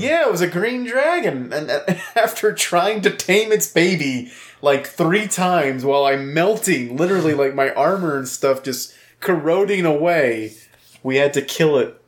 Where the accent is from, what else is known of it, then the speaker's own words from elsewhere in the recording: Louisiana, United States; moved away; I'm from Louisiana. People know I'm from Louisiana